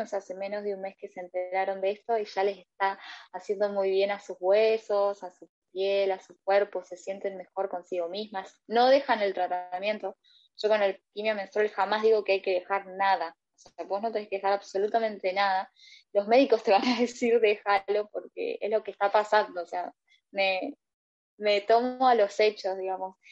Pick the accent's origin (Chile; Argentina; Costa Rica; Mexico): Argentina; soy argentina